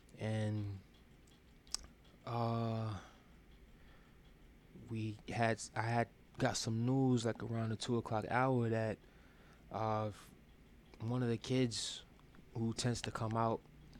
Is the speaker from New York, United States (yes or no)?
yes; Brooklyn, New York, United States; I'm also from Brooklyn too. You know, show love, spread love. It's the Brooklyn way.